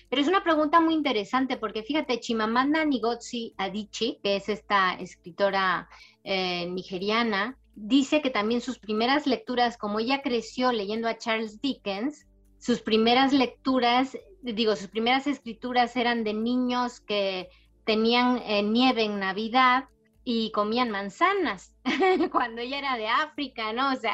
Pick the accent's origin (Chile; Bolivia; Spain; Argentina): Spain; Barcelona, Catalonia; born there; also born or lived in Panama; por eso también nací en Barcelona, porque estaba destinado en Barcelona cuando yo nací ahí. Y mm, porque mi papá realmente es madrileño, entonces lo lógico hubiera sido que, que naciera en Madrid, pero estábamos destinados en Barcelona, después lo destinaron a, a Panamá y ahí estuvimos ocho años.